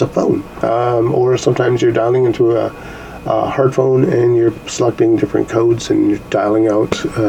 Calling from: Canada; actually I'm calling from Canada.

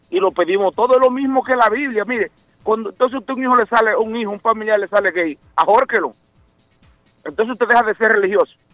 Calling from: Dorchester, Massachusetts, United States; Buenos días, muchachos, soy yo … de Dorchester.

